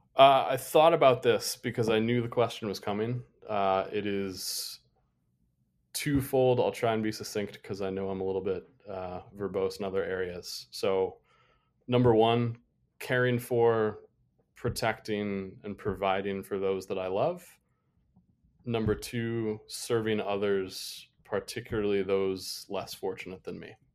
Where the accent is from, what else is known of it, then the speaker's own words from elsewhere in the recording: Toledo, Ohio, United States; moved away; growing up outside of Toledo, Ohio